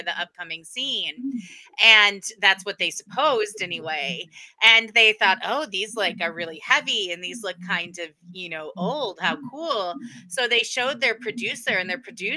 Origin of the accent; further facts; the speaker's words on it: Connecticut, United States; accent: Yankee; I know I sound, you know, like a Yankee. I'm from Connecticut